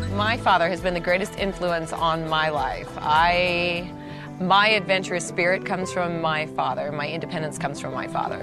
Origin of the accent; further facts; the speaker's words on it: Rubicon Trail, California, United States; I grew up on the Rubicon Trail